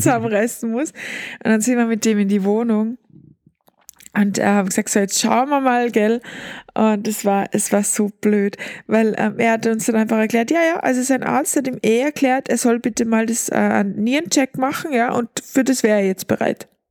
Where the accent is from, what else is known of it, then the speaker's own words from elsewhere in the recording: Austria; bei uns in Österreich